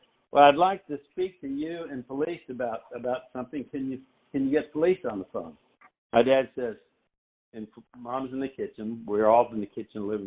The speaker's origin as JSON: {"language": "English", "town": "Nashville", "region": "Tennessee", "country": "United States", "tie": "born or raised there", "said": "I grew up in Nashville"}